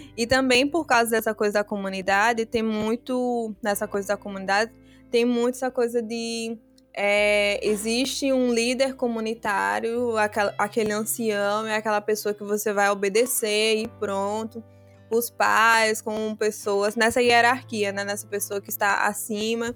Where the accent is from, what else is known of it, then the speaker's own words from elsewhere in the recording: Brazil; also born or lived in Guinea-Bissau / Biombo; eu fui criada aqui no Brasil. É, eu vim ao Brasil quando eu tinha sete anos com minha família